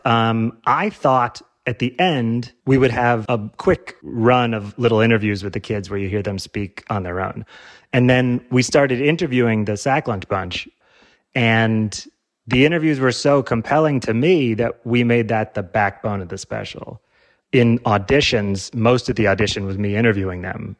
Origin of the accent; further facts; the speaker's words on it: Illinois, United States; I'm from Illinois